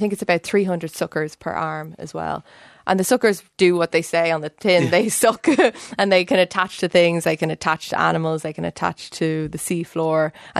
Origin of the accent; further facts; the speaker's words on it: Dublin, Leinster, Ireland; moved away as an adult; now in Cambridge, United Kingdom; Yeah, so I'm Irish. I've lived in Dublin until I finished my PhD. I did my PhD in UCD, where I was studying the evolution of nervous systems in a jellyfish-type creature. And then I moved to Cambridge 4 years ago